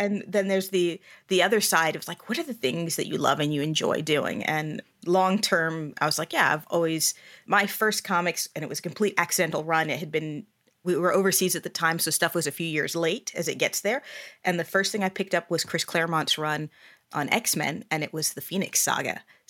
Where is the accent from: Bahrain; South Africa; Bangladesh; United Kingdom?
Bahrain; now in United States; So I actually am an immigrant to the U.S. I grew up overseas. I was born and raised in Bahrain. So it's a small island off the coast of Saudi Arabia.